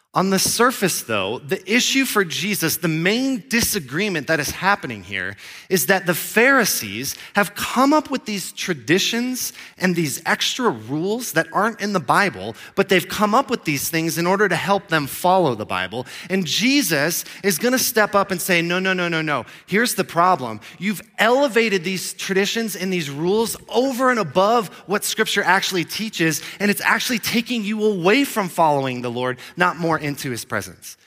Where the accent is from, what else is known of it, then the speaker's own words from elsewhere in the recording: Florida, United States; moved away as an adult; also born or lived in Grand Junction, Colorado; I grew up in Florida.